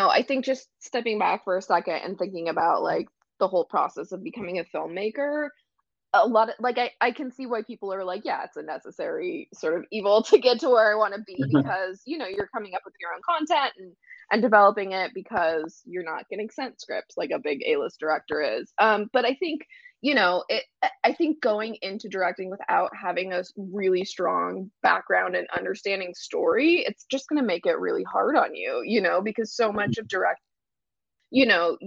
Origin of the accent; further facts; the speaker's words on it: Central Illinois, United States; I grew up in Central Illinois